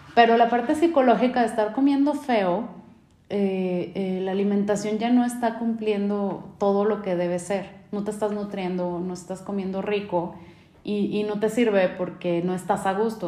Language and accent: Spanish; Mexico; nosotros como mexicanos, latinos